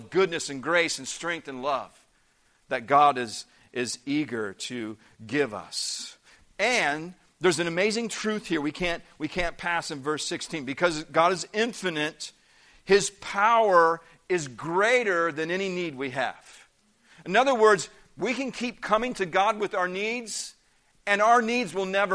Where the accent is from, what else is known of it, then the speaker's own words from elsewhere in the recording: Indiana, United States; moved away; also born or lived in Peoria, Illinois; I grew up in the Midwest part of the country. I grew up in the state of Indiana.